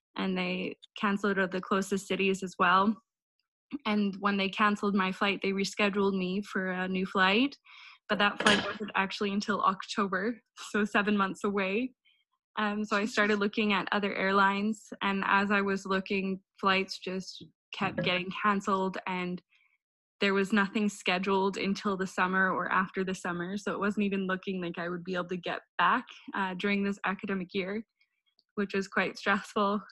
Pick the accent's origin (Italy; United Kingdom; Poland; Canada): Canada; northern Alberta; moved away as an adult; also born or lived in Netherlands; it was quite calm back home. They had only seen one or two cases in northern Alberta at this time